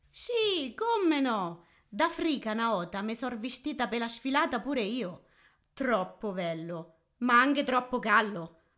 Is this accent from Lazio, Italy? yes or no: no; Fermo, Marche, Italy; Io sono nata a Fermo, che come ci hai detto tu, sta nelle Marche.